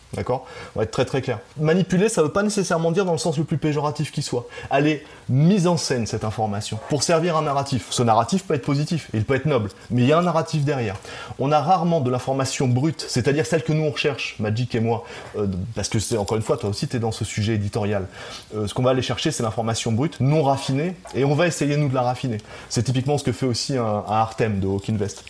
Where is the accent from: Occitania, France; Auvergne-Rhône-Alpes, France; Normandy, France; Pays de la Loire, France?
Normandy, France; moved away as an adult; also born or lived in Tahiti, French Polynesia; now in French Polynesia; je suis né en Normandie. Je suis un pur produit euh, du cidre, du bocage.